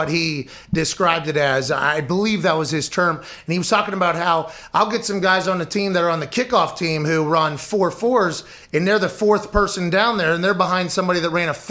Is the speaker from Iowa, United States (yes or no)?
no; Pittsburgh, Pennsylvania, United States; I grew up in Pittsburgh.